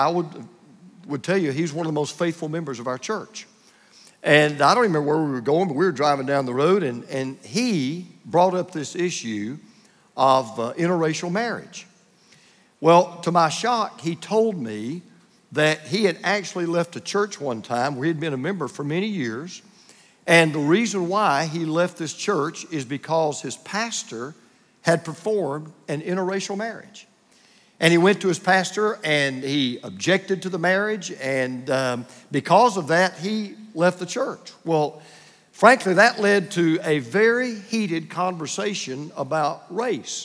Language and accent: English; Bible Belt of the Deep South, United States; I grew up in the Buckle Belt of the Deep South